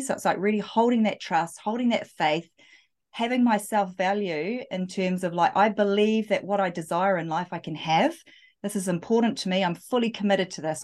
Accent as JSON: {"language": "English", "country": "New Zealand", "said": "I am, yeah, from, from New Zealand"}